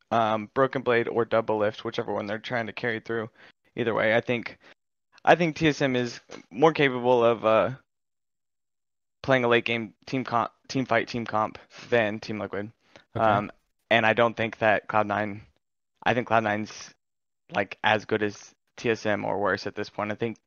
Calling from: Kansas City, Missouri, United States; I'm from Kansas City, Missouri.

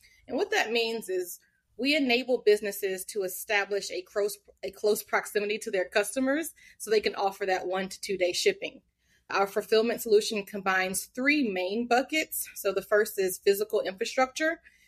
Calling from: Atlanta, Georgia, United States; I'm joining from Atlanta in Georgia.

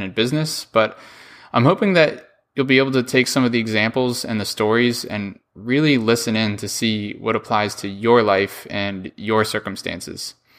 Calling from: New York, United States; I'm calling from New York, calling in for the show here

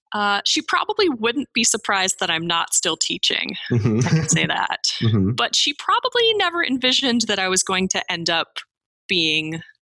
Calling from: Livermore, California, United States; I'm calling in from Livermore, California today.

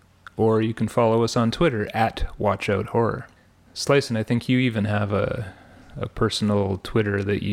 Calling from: Ottawa, Ontario, Canada; I am …, broadcasting from Ottawa, Ontario

